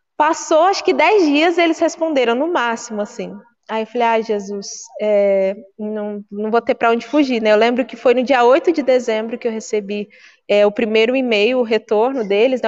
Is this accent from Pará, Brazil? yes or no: no; Guarulhos, São Paulo, Brazil; Eu sou natural de Guarulhos